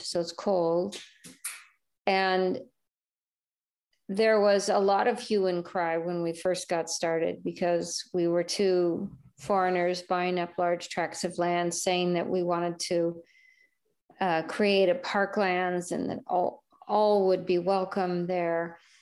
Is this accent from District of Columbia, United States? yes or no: no; California, United States; moved away as an adult; also born or lived in Venezuela; as a Californian